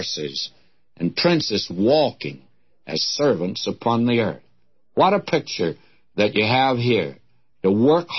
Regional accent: Detroit, Michigan, United States; when I was a young fellow growing up in my teens, and I was away from God then, I can tell you that, in Detroit

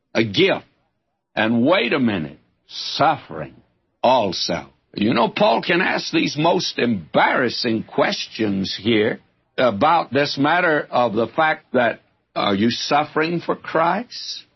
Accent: the South, United States; I'm a Southerner

